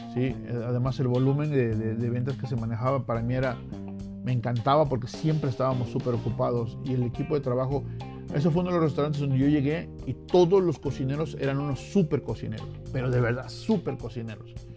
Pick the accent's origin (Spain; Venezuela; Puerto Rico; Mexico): Mexico; moved away; siendo mexicano